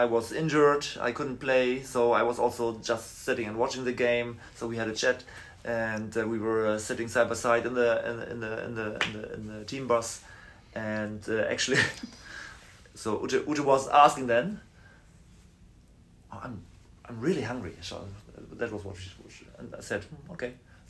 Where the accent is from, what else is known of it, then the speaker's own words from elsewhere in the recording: Bad Bramstedt area, Schleswig-Holstein, Germany; Actually, I was just born 100 kilometers outside, but then my mother went back. So she's also from that area, just another village close by.